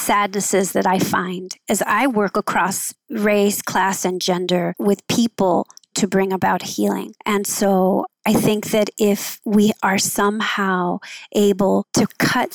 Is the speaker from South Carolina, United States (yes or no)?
no; Los Angeles, California, United States; also born or lived in Oakland; I grew up in Southeast